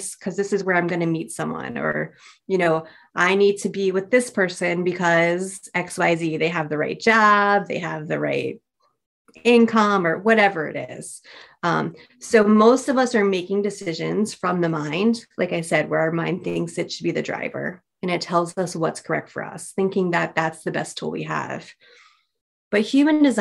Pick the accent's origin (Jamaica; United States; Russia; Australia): United States; I'm definitely American.